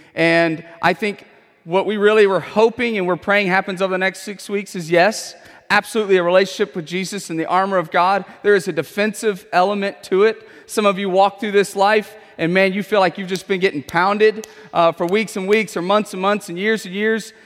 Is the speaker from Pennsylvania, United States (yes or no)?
no; Houston, Texas, United States; I have grown up in Houston my whole life